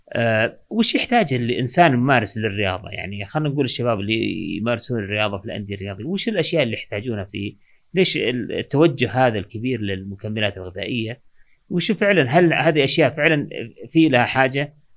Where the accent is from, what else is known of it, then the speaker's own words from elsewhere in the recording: Saudi Arabia; عندنا في السعوديه